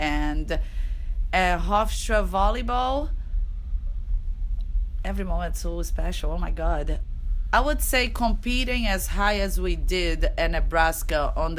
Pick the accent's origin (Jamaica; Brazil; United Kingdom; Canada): Brazil; now in United States; Okay, so favorite food on my home country in Brazil.